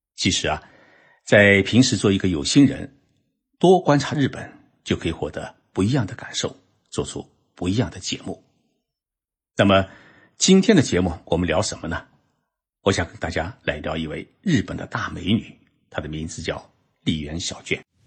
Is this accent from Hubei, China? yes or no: no; Zhoushan, Zhejiang, China; moved away as an adult; now in Japan; 在我老家舟山啊，当时女人们还梳小辫子